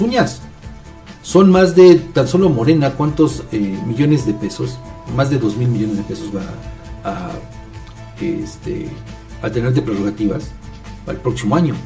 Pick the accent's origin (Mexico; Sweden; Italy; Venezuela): Mexico; como mexicanos